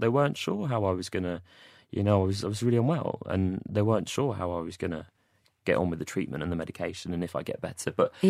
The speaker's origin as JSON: {"language": "English", "town": "Watford", "region": "East of England", "country": "United Kingdom", "tie": "born there", "said": "I don't know, I was born in Watford. I was actually born in Watford."}